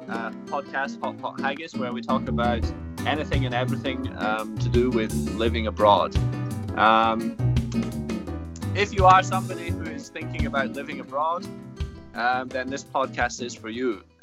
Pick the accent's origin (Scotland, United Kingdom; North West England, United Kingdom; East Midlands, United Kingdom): Scotland, United Kingdom; I am Scottish, even if I've uh, lost the accent.